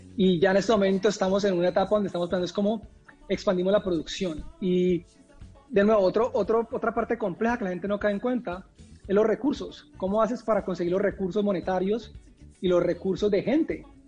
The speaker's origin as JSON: {"language": "Spanish", "country": "Colombia", "moved": "yes"}